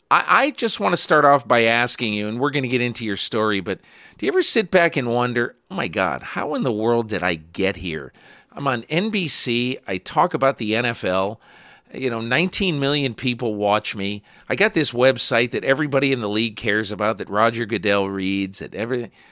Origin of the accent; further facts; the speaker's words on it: West Virginia, United States; when I was growing up in West Virginia.